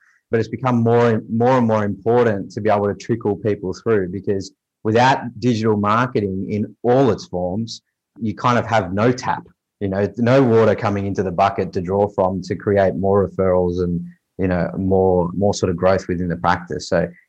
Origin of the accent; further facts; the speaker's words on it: Australia; I am a chiropractor from Australia